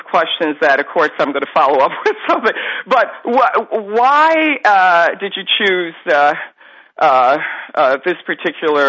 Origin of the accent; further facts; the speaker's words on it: the North, United States; I grew up in the North, okay, and we have no cotton fields here